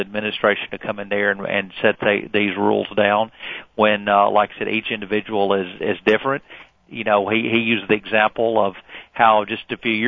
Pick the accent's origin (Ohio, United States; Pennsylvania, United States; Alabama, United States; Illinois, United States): Alabama, United States; a state like Alabama, my home state